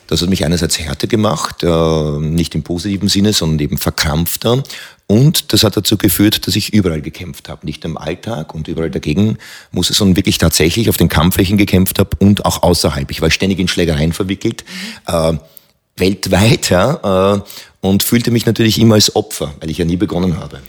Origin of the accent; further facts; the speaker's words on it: Hohenau an der March, Lower Austria, Austria; ich bin aufgewachsen in Hohenau an der Mach, das ist an der Mach-Teiermündung, ein wunderschöner kleiner Ort